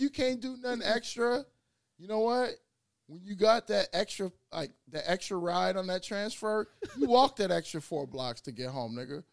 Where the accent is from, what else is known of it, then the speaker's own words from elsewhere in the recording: Chicago, Illinois, United States; also born or lived in West Africa; we both from West Side of Chicago, and I'm from the West Side of Africa too